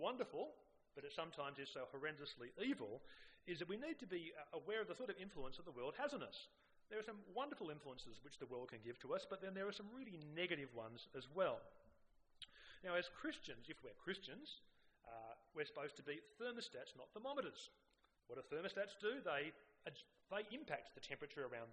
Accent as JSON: {"language": "English", "town": "Sydney", "region": "New South Wales", "country": "Australia", "tie": "born or raised there", "said": "I grew up on the North Shore, and which was a fairly achievement-orientated culture"}